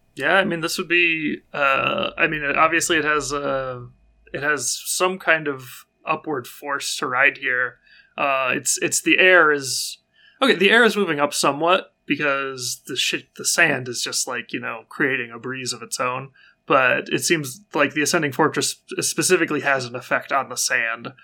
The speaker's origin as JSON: {"language": "English", "country": "United States", "said": "I'm an American"}